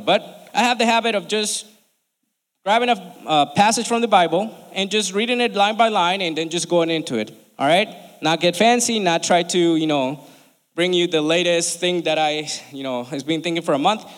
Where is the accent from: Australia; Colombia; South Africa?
Colombia; now in United States; I'm from Colombia, right? I love this country and I've been here for almost 20 years now